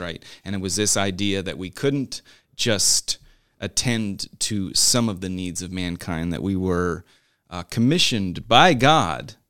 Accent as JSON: {"language": "English", "region": "Newfoundland and Labrador", "country": "Canada", "tie": "born or raised there", "also_born_or_lived": "Montreal / Winston-Salem, North Carolina", "moved": "as an adult", "lives_now": "United States", "said": "part of my growing up was in Newfoundland, Canada"}